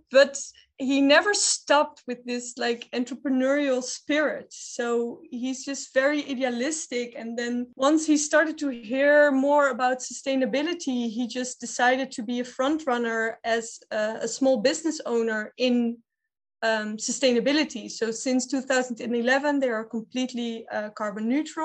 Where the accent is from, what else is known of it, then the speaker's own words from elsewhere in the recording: Amsterdam, North Holland, Netherlands; I grew up in the Red Light District in Amsterdam